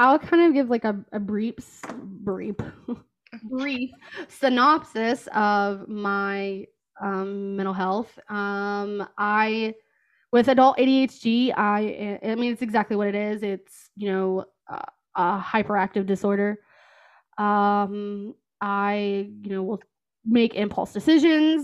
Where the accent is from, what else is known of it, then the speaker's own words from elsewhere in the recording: West Virginia, United States; moved away as an adult; also born or lived in Kentucky; now in Columbus, United States; I am originally from West Virginia, and I moved to Kentucky for a job in Cincinnati